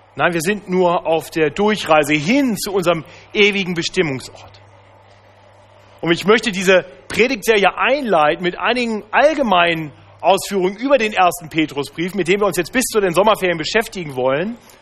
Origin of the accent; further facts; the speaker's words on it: Braunschweig, Lower Saxony, Germany; moved away; Ich bin ja in Braunschweig aufgewachsen, nahe an der ehemaligen innerdeutschen Grenze